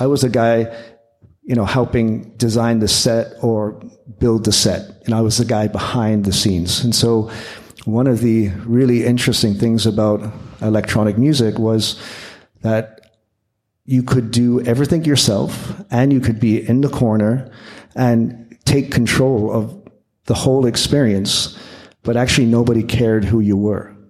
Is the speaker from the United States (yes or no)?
no; Windsor, Ontario, Canada; growing up in Canada